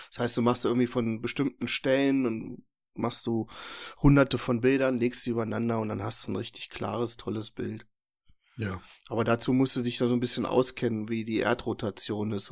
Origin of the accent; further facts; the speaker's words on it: Herzberg am Harz, Lower Saxony, Germany; Mühlenberg, da komme ich her aus der Ecke. Also Herzberg.